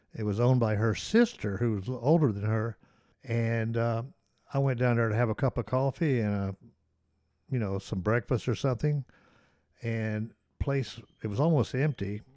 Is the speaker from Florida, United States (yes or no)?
yes; Ocala, Florida, United States; also born or lived in Tennessee; I still consider Ocala my hometown because, you know, I grew up there